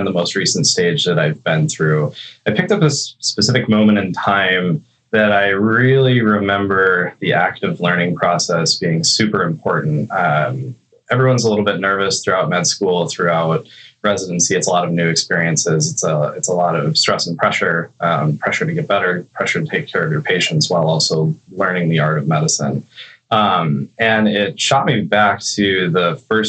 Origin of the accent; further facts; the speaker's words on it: Wisconsin, United States; moved away as an adult; also born or lived in Iowa / Chicago, Illinois / Portland, Oregon; I grew up back in Wisconsin, and then I went down to Iowa